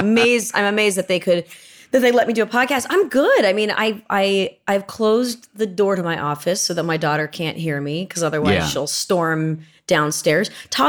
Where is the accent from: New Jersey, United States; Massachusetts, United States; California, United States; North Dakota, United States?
California, United States; Manhattan Beach; I grew up here. I grew up in Manhattan Beach, which is not